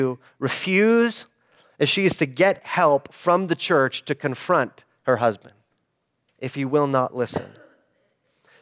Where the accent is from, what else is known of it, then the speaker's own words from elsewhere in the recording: United States; an American in the 21st century